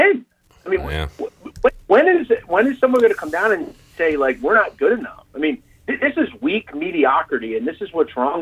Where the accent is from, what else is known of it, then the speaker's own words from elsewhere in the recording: Philadelphia, Pennsylvania, United States; I'm from Philadelphia, I'm not from that area